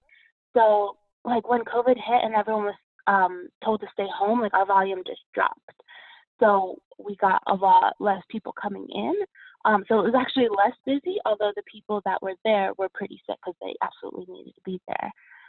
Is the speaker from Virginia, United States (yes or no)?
no; Pennsylvania, United States; So I grew up outside of Philadelphia, and then I went to school 2 hours west from Philly near Harrisburg.